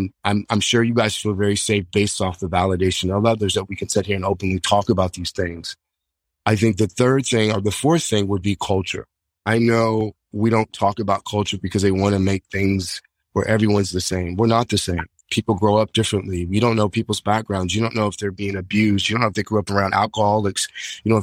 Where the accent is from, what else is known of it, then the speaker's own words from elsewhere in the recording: Hutchinson, Kansas, United States; my hometown, Hutchinson, Kansas